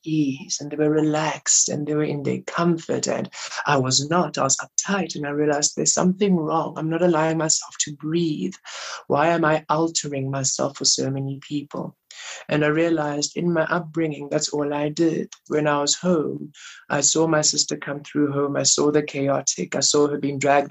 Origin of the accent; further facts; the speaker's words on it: Rustenburg, North West, South Africa; growing up in Rustenburg, being gay